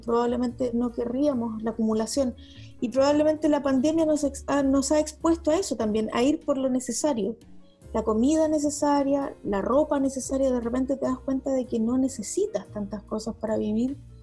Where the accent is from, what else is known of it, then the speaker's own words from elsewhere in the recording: Patagonia, Aysén, Chile; yo crecí en la Patagonia, crecí entre el campo y la ciudad